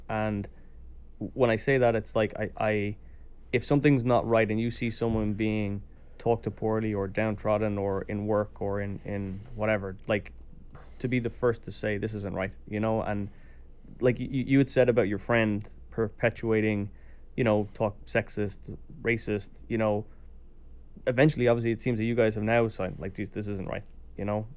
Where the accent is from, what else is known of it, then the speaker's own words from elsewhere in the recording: Ireland; as an Irish person